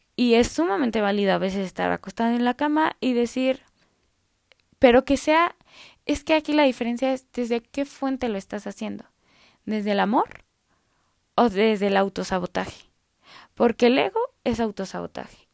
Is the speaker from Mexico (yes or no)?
yes; Mexico; yo soy mexicana